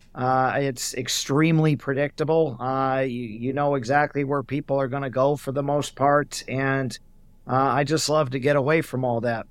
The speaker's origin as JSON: {"language": "English", "region": "Oregon", "country": "United States", "also_born_or_lived": "Glennallen, Alaska / Hawaii", "said": "I'm also originally from Oregon"}